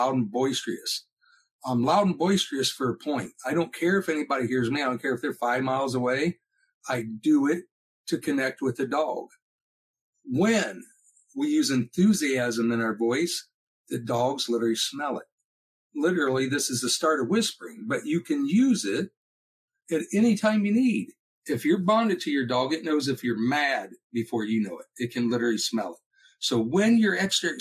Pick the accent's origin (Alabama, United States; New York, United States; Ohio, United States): Ohio, United States; Northwest; I'm from Northwest Ohio